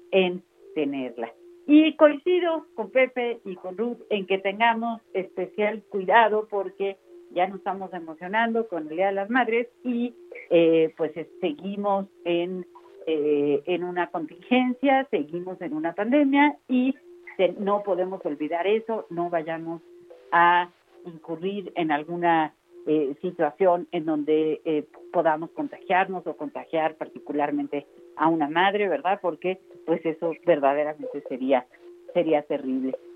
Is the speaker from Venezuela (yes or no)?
no; Mexico; para nosotros como mexicanos honramos con mucha intensidad a nuestras madres